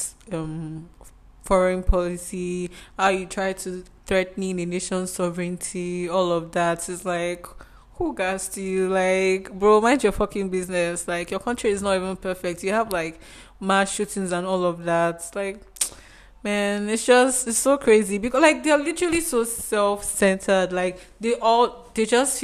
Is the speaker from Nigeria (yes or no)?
yes; Nigeria; I'm Nigerian